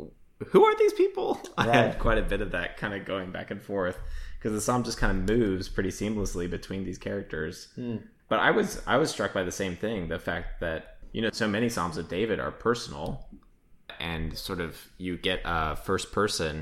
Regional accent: Australia; I'm from Australia

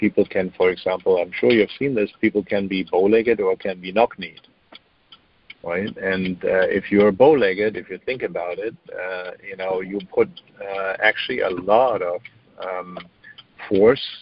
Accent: Germany; moved away; I'm German, so I grew up in Germany

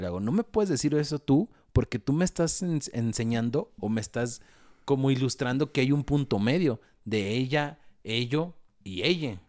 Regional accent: Mexico; Los mexicanos no sabemos decir que no

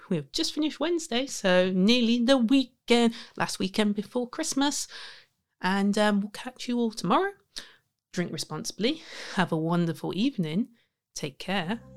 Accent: Leicester, East Midlands, United Kingdom; my hometown of Leicester.

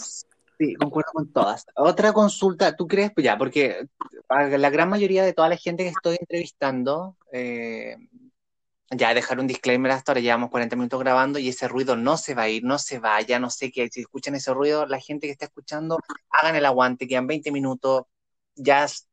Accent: Coyhaique, Aysén, Chile; yo nací en Coyhaique

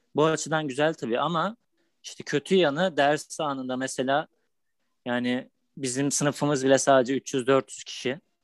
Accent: Balıkesir, Turkey; moved away as an adult; now in Istanbul, Turkey

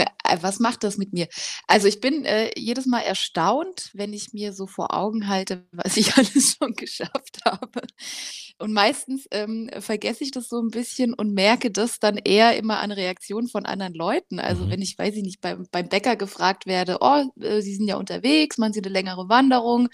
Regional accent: Rhineland-Palatinate, Germany; now in Leipzig, Germany; ich komme eigentlich aus der Pfalz, da ist meine Familie auch noch

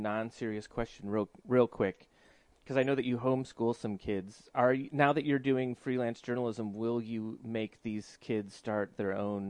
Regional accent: Cleveland, Ohio, United States; moved away; You're in Cleveland, my hometown

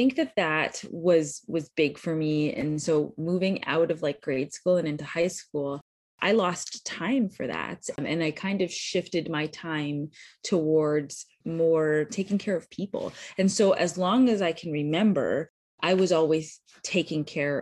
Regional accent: just outside of Toronto, Ontario, Canada; moved away as an adult; now in United States; I am born and raised Canadian, so I grew up just outside of Toronto.

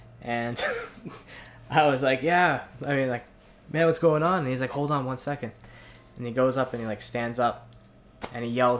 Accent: Maspeth, New York, United States; Yeah, I was born in New York. I was born in Queens.

